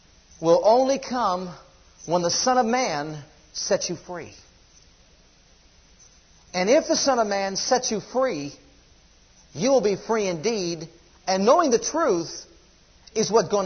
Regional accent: United States; As American citizens

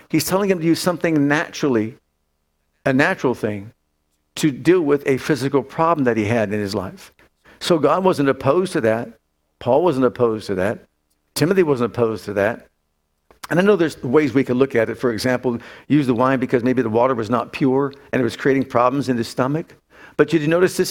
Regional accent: Youngstown, Ohio, United States; moved away; when I lived in Youngstown, when I grew up in Youngstown

